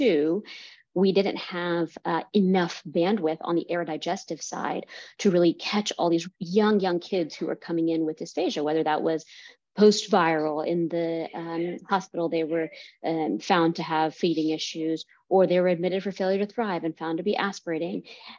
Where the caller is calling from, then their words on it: India; I'm calling in from India right now.